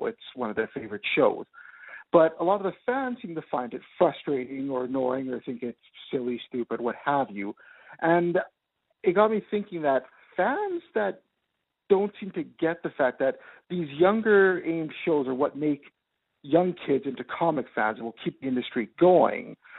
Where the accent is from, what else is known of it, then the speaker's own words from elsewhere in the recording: Winnipeg, Manitoba, Canada; I'm from Canada, uh, Winnipeg to be more specific.